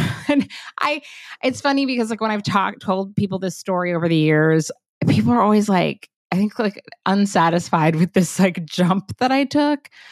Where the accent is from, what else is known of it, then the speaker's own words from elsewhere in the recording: Los Angeles, California, United States; I was born in Los Angeles, grew up there